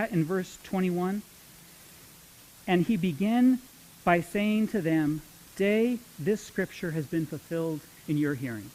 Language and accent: English; Modesto, California, United States; now in Visalia, United States; I grew up in Modesto